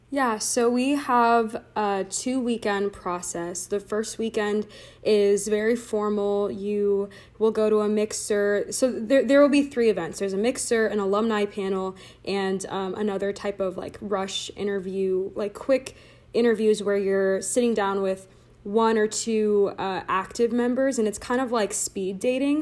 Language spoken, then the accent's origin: English; Laguna Niguel, California, United States; I am from Laguna Niguel, California, so stayed in Orange County for college, uh, went to high school in Orange County